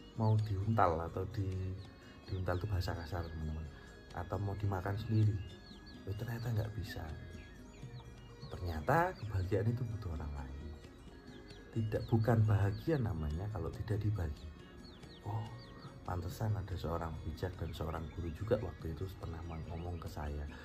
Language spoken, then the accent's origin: Indonesian; Malang, East Java, Indonesia; also born or lived in Bandung; now in Jakarta, Indonesia; Saya lahir di Malang, eh, dan kemudian saya merantau ke Bandung, sampai akhirnya saya banyak berkarya dan sekarang hidup di Jakarta